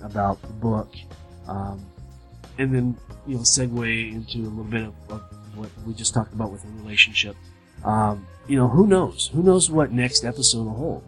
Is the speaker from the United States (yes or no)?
yes; Southern California, United States; born or raised there; moved away as an adult; also born or lived in Arkansas